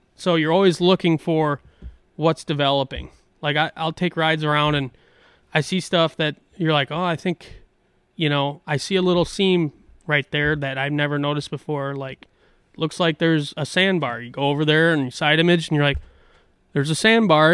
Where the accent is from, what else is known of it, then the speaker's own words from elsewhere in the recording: La Crosse, Wisconsin, United States; some of those sloughs where I grew up in Goose Island